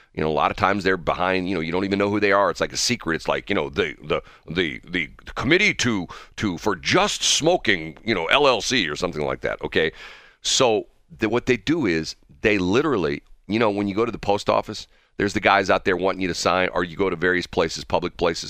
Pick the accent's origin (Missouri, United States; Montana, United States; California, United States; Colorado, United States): Missouri, United States; I'm the guy from Missouri.